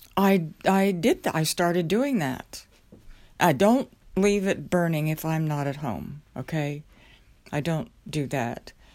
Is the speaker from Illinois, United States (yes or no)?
no; southwest Oklahoma, United States; moved away; I remember growing up in Oklahoma, the area where I grew up was known as, uh, Tornado Alley. It was the southwest area of the state.